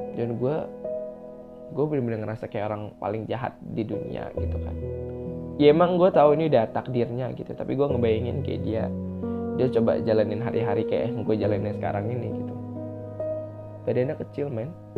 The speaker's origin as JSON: {"language": "Indonesian", "town": "Metro", "region": "Lampung", "country": "Indonesia", "tie": "born or raised there", "moved": "yes", "said": "Metro itu adalah kota gue SMA dulu"}